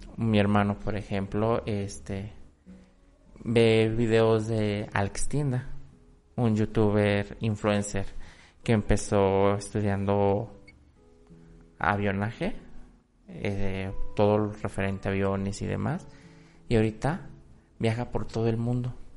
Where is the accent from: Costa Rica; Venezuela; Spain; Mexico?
Mexico; yo siendo mexicano no lo conozco del todo